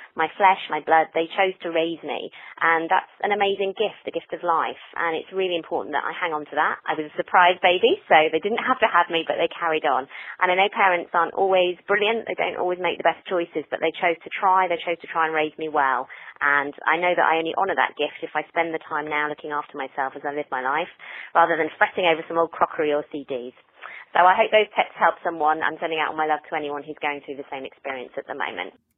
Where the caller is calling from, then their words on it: Hertfordshire, East of England, United Kingdom; I'm calling from Hertfordshire in the U K